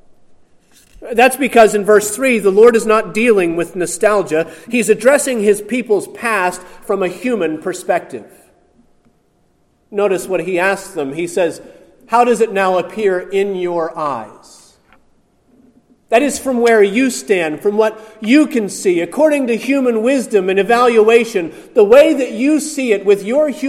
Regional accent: outside of Pittsburgh, Pennsylvania, United States; growing up outside of Pittsburgh

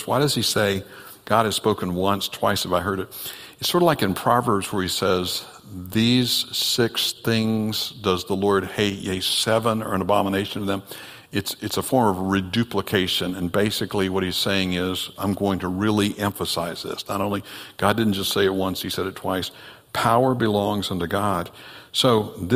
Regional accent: next county over from Santa Rosa, Florida, United States; Santa Rosa, Florida, is the next county over from where I grew up

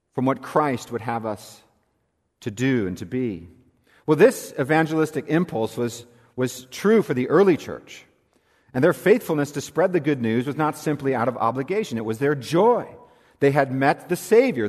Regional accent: California, United States; moved away as an adult; also born or lived in South Carolina; in what is my home state. I am a native Californian

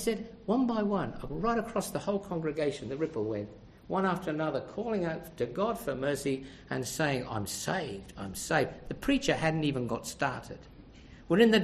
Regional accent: Australia; I'm from Australia. I'm travelling by.

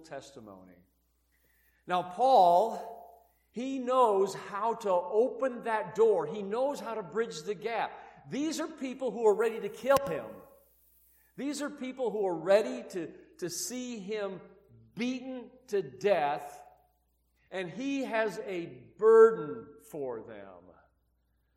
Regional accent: Midwest, United States; now in Utah, United States; I'm from the Midwest

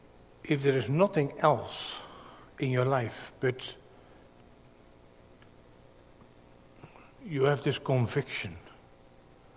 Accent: Netherlands; accent: Dutch; my Dutch accent

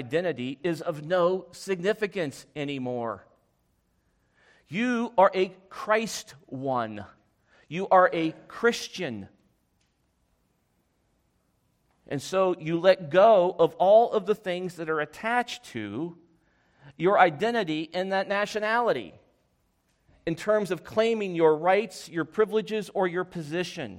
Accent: United States; I'm an American. I was born in the United States

